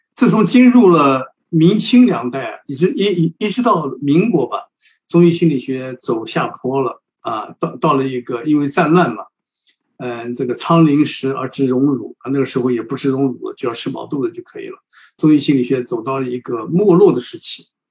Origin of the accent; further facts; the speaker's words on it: China; 我们中国人